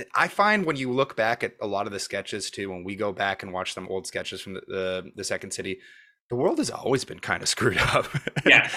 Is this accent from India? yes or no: no; Montreal, Quebec, Canada; now in Toronto, Canada; I'm from Montreal. We'd never heard of Second City before I moved here